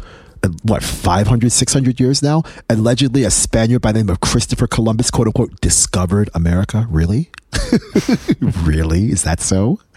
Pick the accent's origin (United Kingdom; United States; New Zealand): United Kingdom; England; born there; And again, I was born in England. My parents are from Trinidad and Tobago.